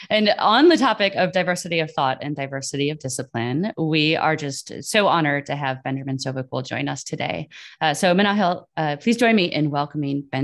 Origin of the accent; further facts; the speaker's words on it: Lahore, Punjab, Pakistan; moved away as an adult; So I'm from Lahore.